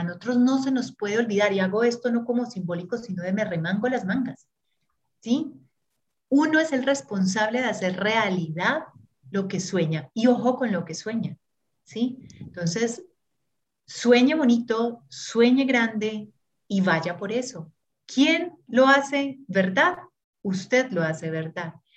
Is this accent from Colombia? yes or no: yes; Urabá, Antioquia, Colombia; also born or lived in Brazil; now in Medellín, Colombia; nací en Urabá